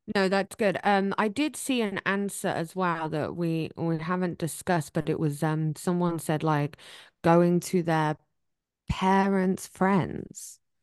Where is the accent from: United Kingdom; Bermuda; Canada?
United Kingdom; England; moved away